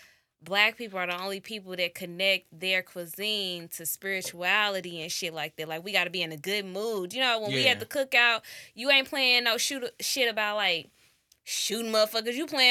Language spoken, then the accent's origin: English; St. Louis, Missouri, United States; y'all know I ain't been around a lot of white people. I'm from St. Louis, and it was St. Patrick's Day.